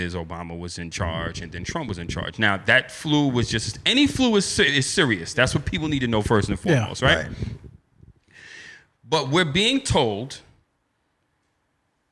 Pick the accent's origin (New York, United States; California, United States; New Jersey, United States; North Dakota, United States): New York, United States; Westchester County; I'm from Westchester County